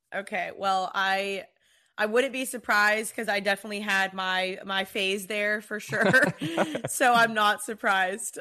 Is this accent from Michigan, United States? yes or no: no; Texas, United States; now in Los Angeles, United States; I'm from Texas and I moved to L